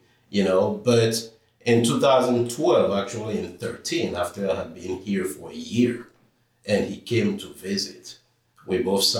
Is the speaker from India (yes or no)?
no; Benin; moved away as an adult; also born or lived in Arkadelphia, Arkansas; now in Little Rock, United States; I'm originally from Benin, West Africa. It's a very small country in the Western Gulf of Africa. There is to the west of Nigeria.